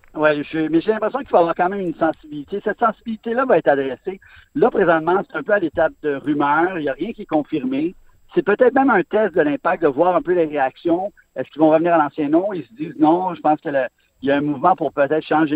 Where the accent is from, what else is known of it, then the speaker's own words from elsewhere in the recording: Montreal, Quebec, Canada; j'ai grandi à Montréal, je viens à Montréal